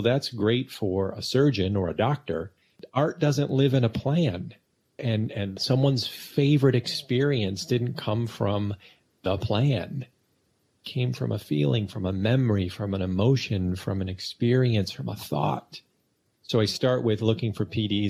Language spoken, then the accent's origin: English; Michigan, United States; I grew up in Michigan.